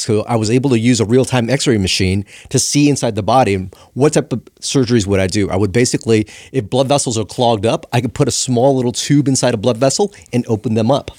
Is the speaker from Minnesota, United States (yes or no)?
no; Los Angeles, California, United States; I grew up in Chinatown, L A.